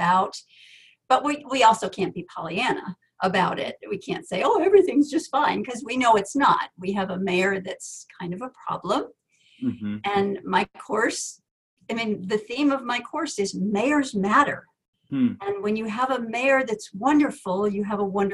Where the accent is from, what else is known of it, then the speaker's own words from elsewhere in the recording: Connecticut, United States; I live in Connecticut. I grew up in Connecticut.